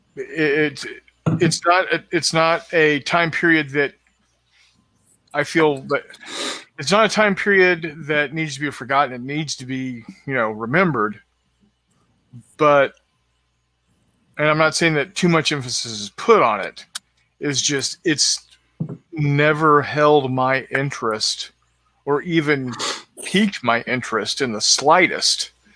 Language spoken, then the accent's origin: English; San Antonio, Texas, United States; I grew up in San Antonio